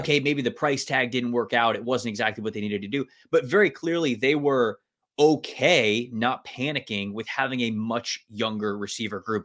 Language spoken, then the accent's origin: English; Tampa, Florida, United States; I, I grew up in Tampa